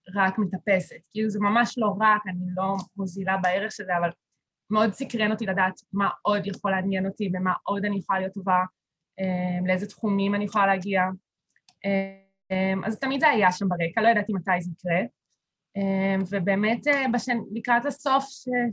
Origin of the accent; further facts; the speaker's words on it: Kiryat Ono, Central District, Israel; also born or lived in Beersheba; אני במקור מקריית אונו